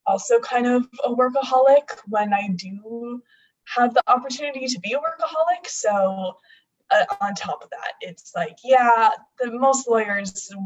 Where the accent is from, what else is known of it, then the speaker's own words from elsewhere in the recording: Arizona, United States; growing up in Arizona